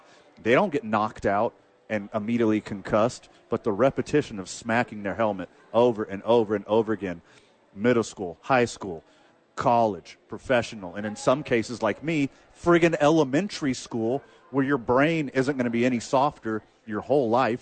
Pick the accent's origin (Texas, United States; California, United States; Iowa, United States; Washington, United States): Texas, United States; right outside of Houston; I grew up right outside of Houston, Texas